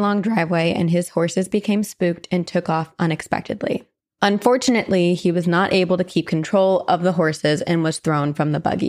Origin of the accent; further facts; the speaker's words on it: Iowa, United States; I currently reside in Southeast Iowa, but I was born and raised in Northeast Iowa. I grew up on a century farm that was handed down through generations on my dad's side.